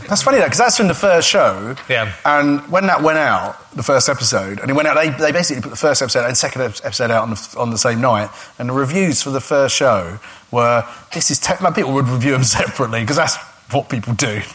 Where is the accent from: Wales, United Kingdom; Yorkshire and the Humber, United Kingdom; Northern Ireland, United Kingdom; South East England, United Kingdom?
South East England, United Kingdom; Gravesend; I grew up in a town called Gravesend, which is a river town, and it's quite deprived